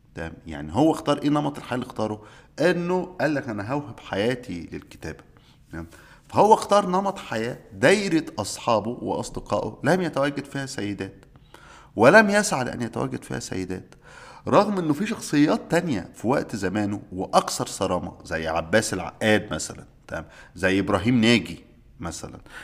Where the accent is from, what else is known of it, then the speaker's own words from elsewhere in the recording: Egypt; عندنا في مصر